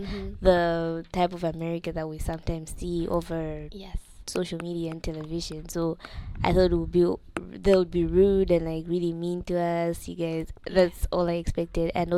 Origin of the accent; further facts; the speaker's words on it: Malawi; moved away as an adult; now in United States; I'm a senior exchange student from Malawi